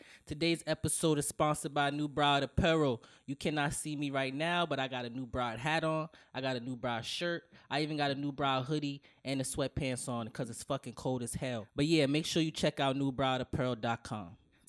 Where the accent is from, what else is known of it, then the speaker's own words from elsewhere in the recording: Jamaica; Nigga, I'm Jamaican too, my nigga.